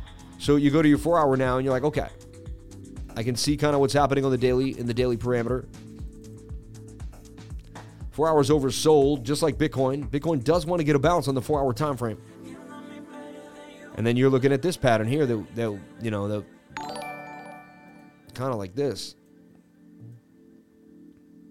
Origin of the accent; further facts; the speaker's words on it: Boston, Massachusetts, United States; I grew up in Boston, Irish, where people were just pouring liquor on my face when I was young